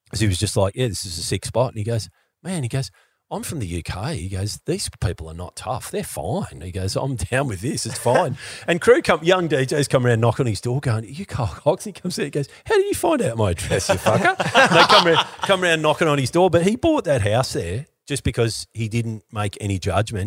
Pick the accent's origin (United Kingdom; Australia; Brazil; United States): Australia; as an Australian